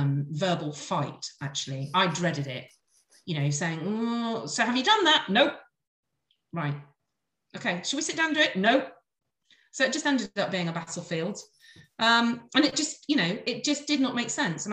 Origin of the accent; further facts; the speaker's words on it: Devon, South West England, United Kingdom; I was born and brought up in Devon